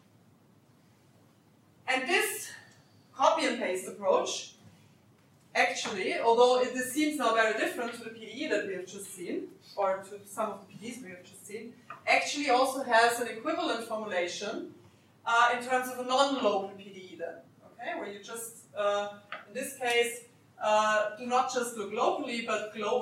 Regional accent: Austria; English is a second language; moved away; I'm originally from Austria

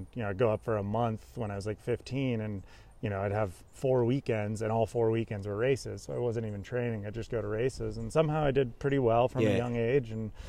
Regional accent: Santa Cruz, California, United States; I grew up in Santa Cruz, which is mainly known as a surf town.

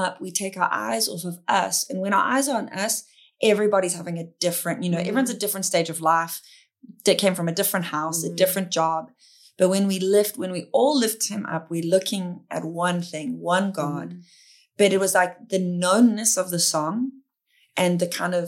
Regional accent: South Africa; I'm South African

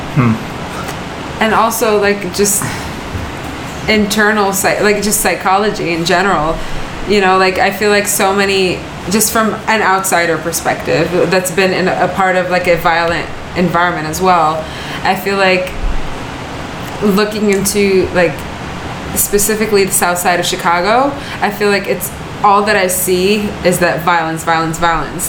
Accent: West Bank, Palestine; moved away; I'm from the West Bank

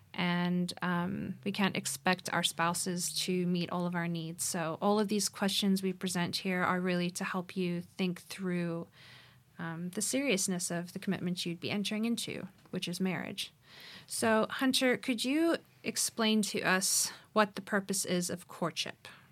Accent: Cape Town, Western Cape, South Africa; moved away as an adult; also born or lived in Phoenix, Arizona; I was raised here in Cape Town, South Africa, but moved to Arizona to study

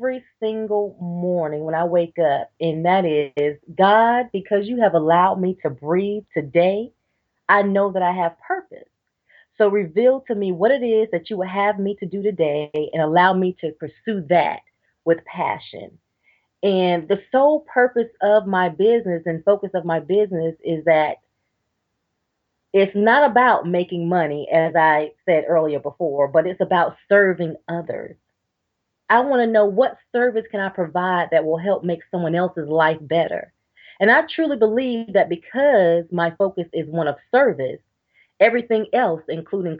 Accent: Georgia, United States; now in North Carolina, United States; I'm originally from Georgia, but now I live in North Carolina.

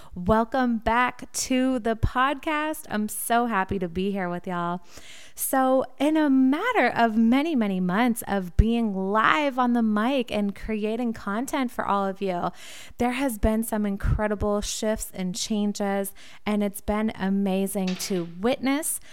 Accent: Wilmington, Massachusetts, United States; W C T V in Wilmington, Massachusetts, my hometown

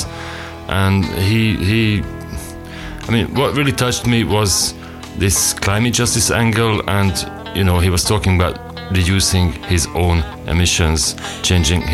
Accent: Hungary; from Hungary

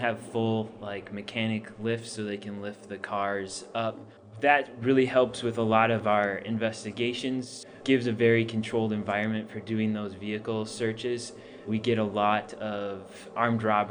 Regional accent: Fargo, North Dakota, United States; moved away as an adult; now in Phoenix, United States; Where I grew up in Fargo, North Dakota

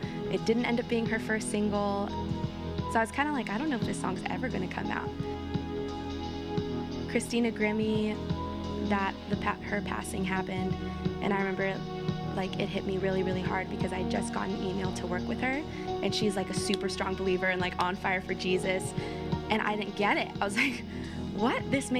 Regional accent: Orange County, California, United States; I'm from Orange County, and I am a singer, and I am a songwriter.

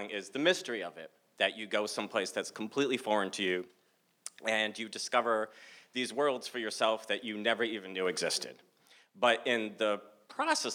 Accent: Massachusetts, United States; I'm from the States of Massachusetts

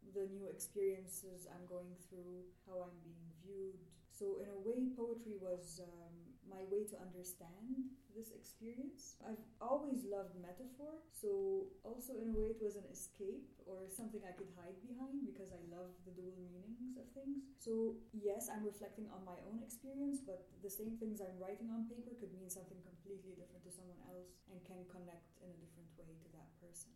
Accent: Cairo, Cairo Governorate, Egypt; first language Arabic; English is a second language; moved away as an adult; now in Edmonton, Canada; من القاهرة من مصر وجيت ادمنتون سنه 2009

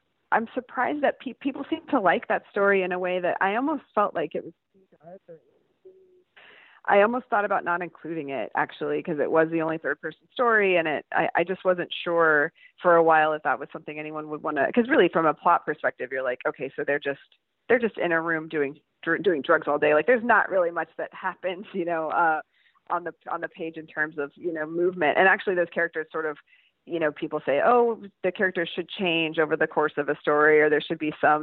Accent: Lubbock, Texas, United States; moved away as an adult; also born or lived in New York; now in Portland, United States; the house where I grew up in Lubbock

